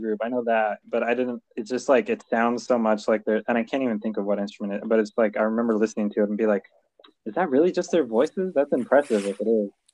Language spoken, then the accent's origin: English; California, United States; moved away as an adult; also born or lived in Utah; I I'm from California